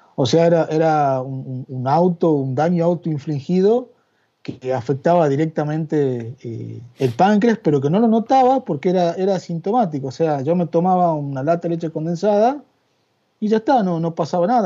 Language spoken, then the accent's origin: Spanish; San Miguel de Tucumán, Tucumán, Argentina; moved away as an adult; also born or lived in Yerba Buena, Tucumán; now in Madrid, Spain; Yo nacido y criado en, en San Miguel de Tucumán y afincado en Yerba Buena, Tucumán, durante la módica suma de 38 años